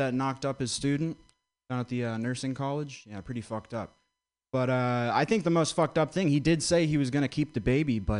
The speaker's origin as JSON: {"language": "English", "region": "Vermont", "country": "United States", "tie": "born or raised there", "said": "I grew up in Vermont."}